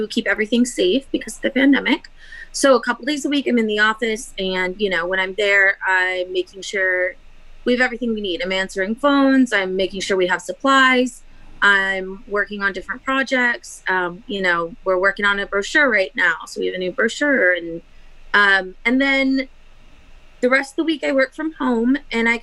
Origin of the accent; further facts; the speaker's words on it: Wichita, Kansas, United States; moved away as an adult; now in Los Angeles, United States; I'm from Wichita, Kansas, originally, and I moved out to LA to go to USC film